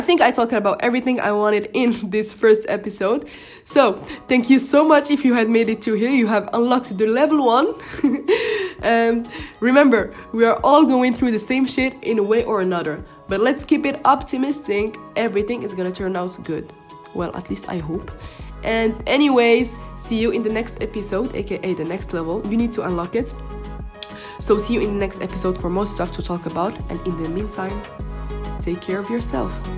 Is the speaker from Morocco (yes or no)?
yes; Morocco; first language Moroccan Arabic (Darija) and French; English is a second language; I'm Moroccan and we just speak Darija and French, which are my first languages. So English is my third language.